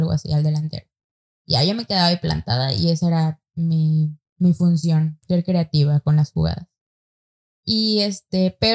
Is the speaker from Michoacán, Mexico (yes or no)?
no; San Nicolás de los Garza, Nuevo León, Mexico; No, San Nicolás es, acá, es entre lo barrio y, lo fresco.